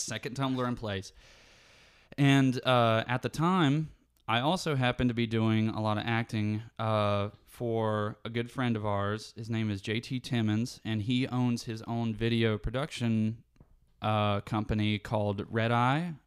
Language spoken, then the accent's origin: English; West Virginia, United States; moved away as an adult; now in Savannah, United States; I've lived here for the first twenty-two years of my life. I don't wanna leave my hometown.